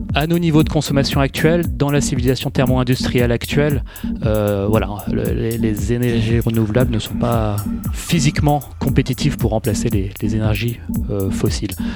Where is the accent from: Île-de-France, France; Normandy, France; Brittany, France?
Île-de-France, France; Paris; moved away as an adult; also born or lived in United States / London; j'ai grandi à Paris, puis je suis allé faire mes études supérieures aux États-Unis, puis en Angleterre